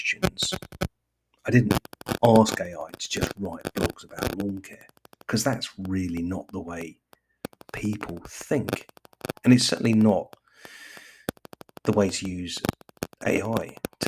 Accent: England, United Kingdom; I'm English

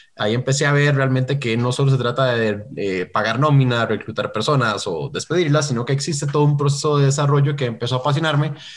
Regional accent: Costa Rica; soy de Costa Rica, entonces ahí por eso la R rara

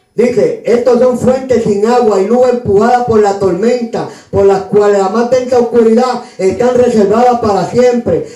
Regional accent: San Juan, Puerto Rico; nací en Río Piedra

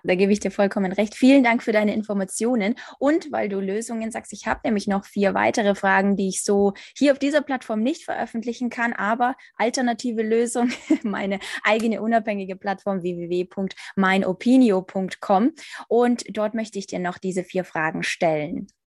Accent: Ukraine; ich zum Beispiel als Ukrainerin

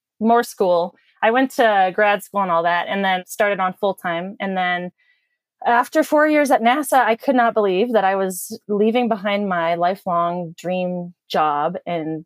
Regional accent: North Dakota, United States; I grew up in North Dakota, and I guess you could consider it a small town

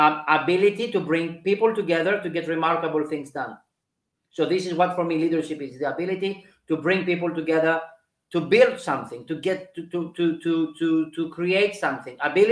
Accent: Switzerland; moved away; I think I understood what leadership is when I was in the UK because I came from Switzerland.

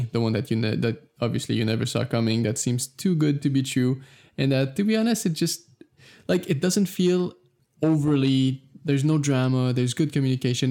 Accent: Canada; I'm from Canada

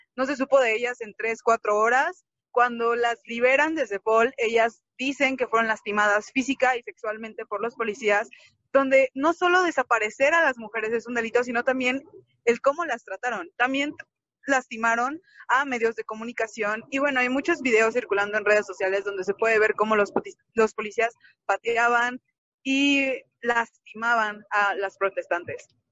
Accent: León, Guanajuato, Mexico; moved away; no estoy en León, pero soy de León y estuve cuando sucedieron los hechos

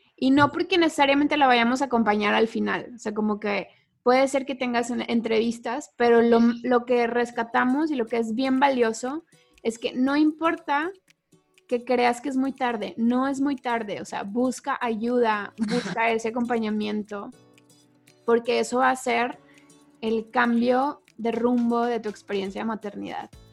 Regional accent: Mexico; nosotras tres somos mexicanas

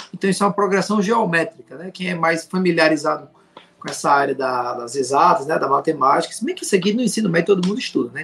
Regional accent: Fortaleza, Ceará, Brazil; now in Juazeiro do Norte, Brazil; eu sou natural de Fortaleza, Ceará, e moro em Juazeiro do Norte, Ceará

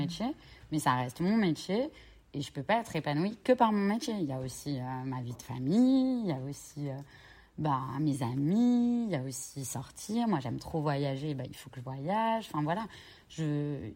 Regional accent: Cherbourg, Normandy, France; moved away as an adult; je suis originaire de Cherbourg.

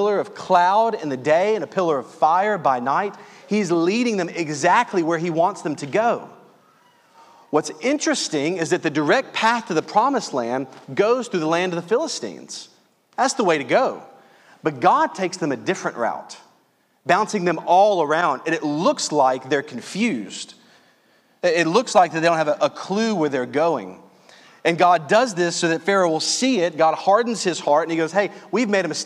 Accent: Louisiana, United States; accent: southern; I grew up in Louisiana

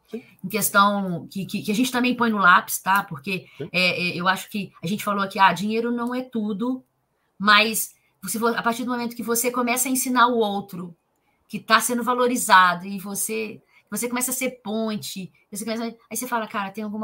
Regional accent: Leopoldina, Minas Gerais, Brazil; eu sou de Leopoldina, cidade pequena, pessoa tem pouco conhecimento, olha onde eu vim parar.

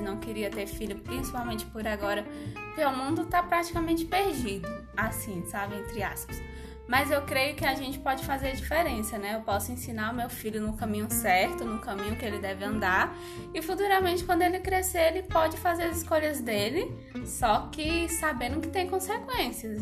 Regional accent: Fazenda Pinhões, near Jacobina, Bahia, Brazil; now in Luís Eduardo Magalhães, Brazil; Eu nasci numa fazenda chamada Fazenda Pinhões, perto de Jacobina, perto de Várzea Nova, de Morro do Chapéu, essa cidade pra lá

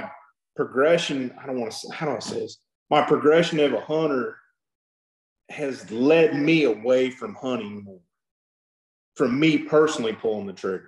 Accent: South Texas, United States; also born or lived in Cotulla, Texas; I grew up down in South Texas

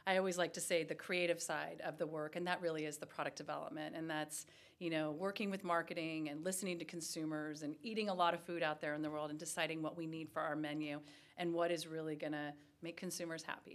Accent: Los Angeles, California, United States; moved away; I am born and raised in Los Angeles, California.

